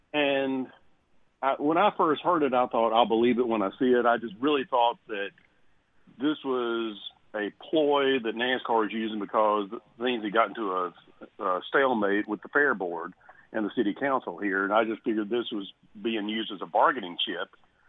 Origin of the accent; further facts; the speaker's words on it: Nashville, Tennessee, United States; it was a race in my hometown